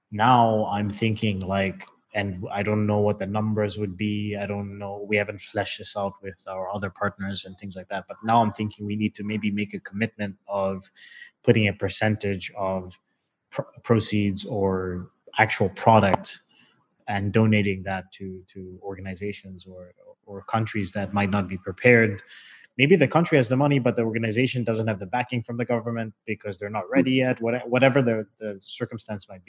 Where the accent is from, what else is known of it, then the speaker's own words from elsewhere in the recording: Zambia; I was born in Zambia and, you know, my parents retired in Zambia.